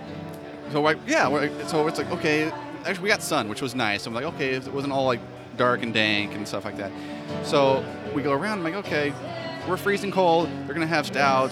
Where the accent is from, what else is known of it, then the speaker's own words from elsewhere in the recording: San Diego, California, United States; now in Arizona, United States; Scott and myself, we grew up in San Diego